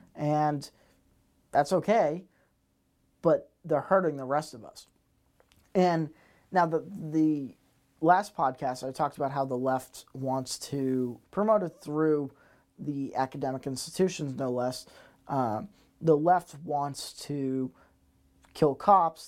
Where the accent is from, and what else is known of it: United States